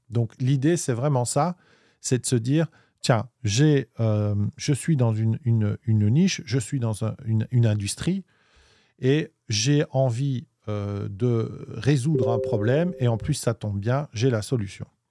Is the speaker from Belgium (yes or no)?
yes; Belgium; on est belge, on dit 8